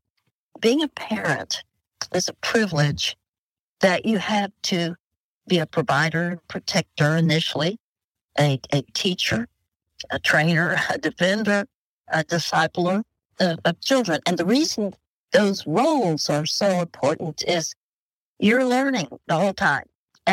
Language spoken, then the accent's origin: English; Dallas, Texas, United States; We're new friends, even though we're both from Dallas, Texas, but we're new friends now.